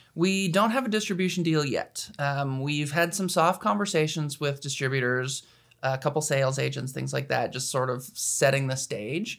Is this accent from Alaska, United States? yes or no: yes; Anchorage, Alaska, United States; moved away; I'm from Anchorage, Alaska, which is not as exciting as it sounds